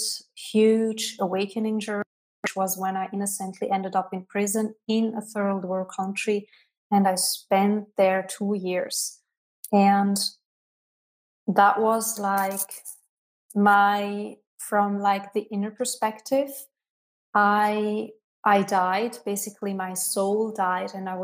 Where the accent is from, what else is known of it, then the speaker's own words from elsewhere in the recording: Switzerland; moved away as an adult; now in Canary Islands, Spain; I left my home country, Switzerland, and have not been back since. Today, I'm living in the Canary Islands